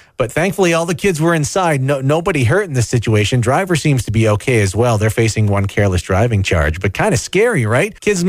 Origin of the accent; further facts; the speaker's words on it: London, United Kingdom; moved away; The school I went to growing up in South London